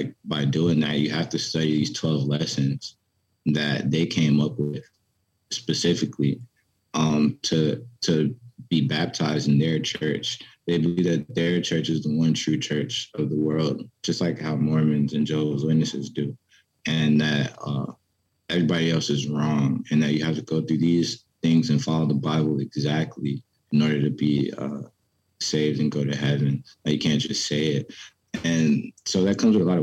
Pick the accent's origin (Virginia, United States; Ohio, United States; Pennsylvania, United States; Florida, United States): Virginia, United States; Petersburg; also born or lived in Richmond, Virginia; I grew up in Petersburg, Virginia.